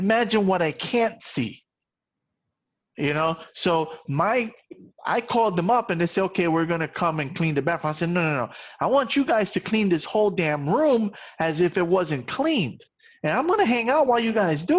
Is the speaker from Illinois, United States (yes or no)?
no; New York City, New York, United States; I grew up in the South Bronx